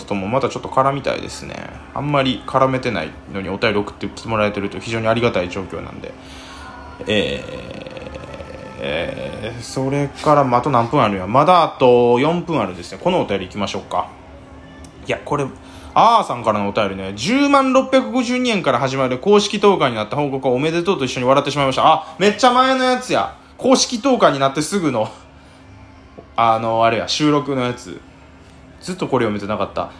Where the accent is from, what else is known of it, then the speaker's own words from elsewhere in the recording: Kyoto, Japan; 同じ京都人としても